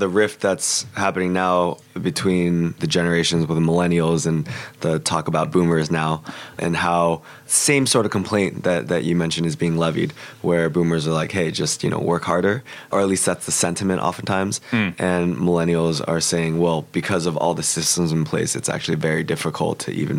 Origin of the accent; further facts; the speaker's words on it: Pittsburgh, Pennsylvania, United States; moved away as an adult; also born or lived in California; I'm originally from Pittsburgh, which even before my time was sort of like a steel city.